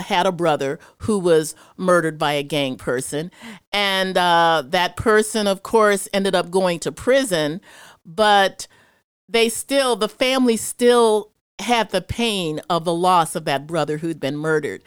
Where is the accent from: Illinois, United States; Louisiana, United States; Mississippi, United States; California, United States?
Illinois, United States; Chicago; I'm from Chicago, and so I've seen a lot of stuff growing up there